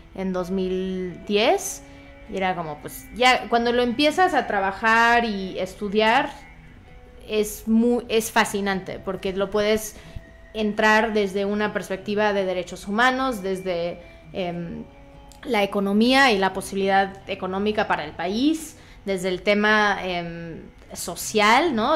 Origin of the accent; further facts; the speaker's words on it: Veracruz, Mexico; now in Mexico City, Mexico; yo soy de Veracruz, nací ahí